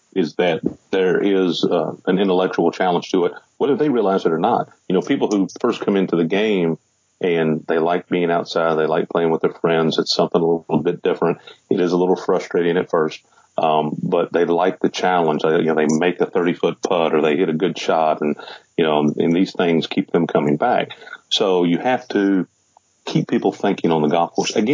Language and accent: English; Charlestown, Indiana, United States; also born or lived in Louisville, Kentucky; I was born in Louisville, Kentucky, mm-hmm. and I grew up just across the river in a little town called Charlestown